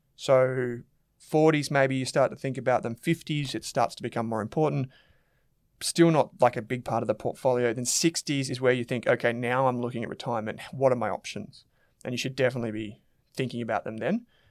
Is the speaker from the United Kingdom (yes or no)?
no; Australia